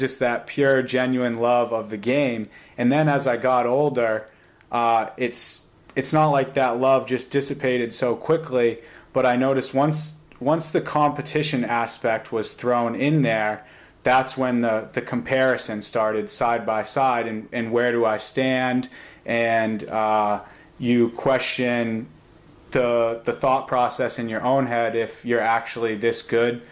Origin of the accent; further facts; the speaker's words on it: Concord, United States; growing up in the Salisbury Green apartment complex in Concord